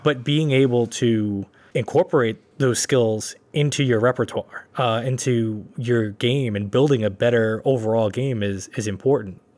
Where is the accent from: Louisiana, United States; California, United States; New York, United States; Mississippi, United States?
New York, United States; New York City; growing up in Brooklyn, that was, we didn't have gyms, really